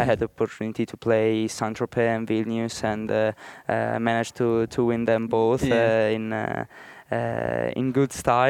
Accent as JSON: {"language": "English", "country": "Italy", "said": "I'm from Italy"}